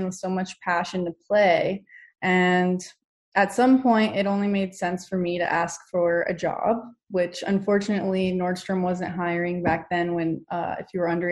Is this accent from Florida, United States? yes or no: no; Virginia, United States; moved away; I'm from the East Coast, Virginia, to be more specific